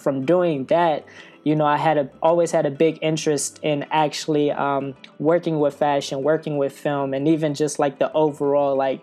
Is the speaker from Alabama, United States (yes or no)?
no; Detroit, Michigan, United States; moved away as an adult; also born or lived in New York; I'm originally from Detroit, Michigan, but I lived in New York for I guess like the past 3 years.